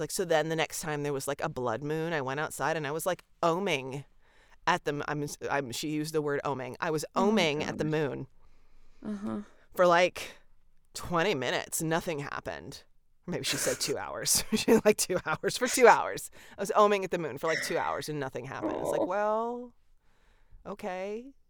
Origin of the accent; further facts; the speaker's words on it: the South, United States; I am friends with a lot of atheists and goths and spiritual people because I'm from the South.